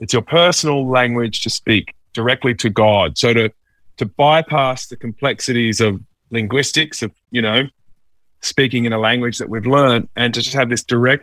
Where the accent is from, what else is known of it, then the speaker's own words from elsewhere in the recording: Mudgee, New South Wales, Australia; also born or lived in Dubbo; lived most of my school years out in Mudgee.